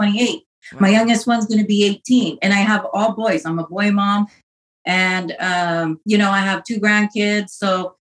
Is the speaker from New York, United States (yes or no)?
no; Pasco, Washington, United States; moved away as an adult; now in Los Angeles, United States; I was born and raised in Washington. I lived in Pasco, Washington.